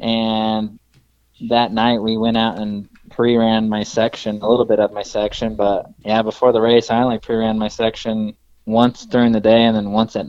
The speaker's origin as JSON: {"language": "English", "region": "Washington", "country": "United States", "tie": "born or raised there", "also_born_or_lived": "California", "said": "because I was born in California, but we moved up to Washington when I was little."}